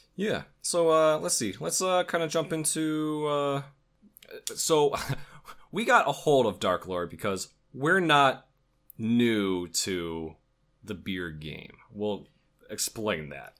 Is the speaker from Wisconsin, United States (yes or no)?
yes; Wisconsin, United States; we're from Wisconsin